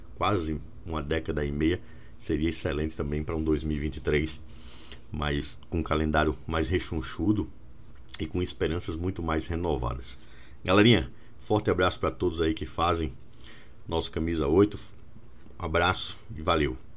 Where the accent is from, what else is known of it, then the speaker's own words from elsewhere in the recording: Paraíba, Brazil; como paraibano